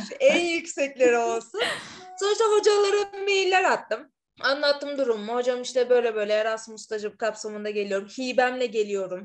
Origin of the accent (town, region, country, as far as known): İzmir, Turkey; moved away as an adult; also born or lived in Istanbul; now in Madrid, Spain